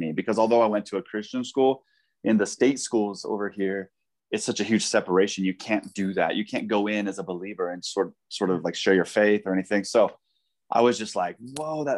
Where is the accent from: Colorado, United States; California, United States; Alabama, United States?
Colorado, United States; Denver; also born or lived in South Africa; I ended up serving here in my Jerusalem, you know, my hometown, you know, yeah. Denver